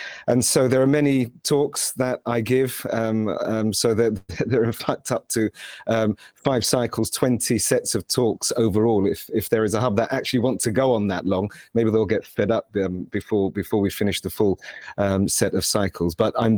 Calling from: Purley, London, United Kingdom; Well, I'm speaking from Purley, Greater London. It's where I'm based, but traveling a lot recently. But today I'm in London.

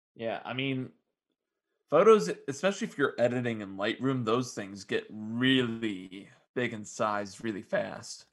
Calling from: Strongsville, Ohio, United States; I'm calling from my home in Strongsville, Ohio

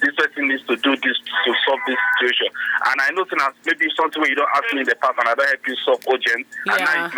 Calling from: Lagos, Nigeria; I'm calling from Berger.

